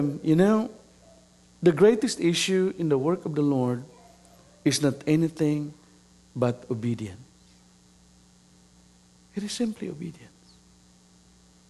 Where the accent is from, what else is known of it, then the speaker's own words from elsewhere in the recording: Mindanao, Philippines; also born or lived in Metro Manila, Philippines; I was born and raised in Mindanao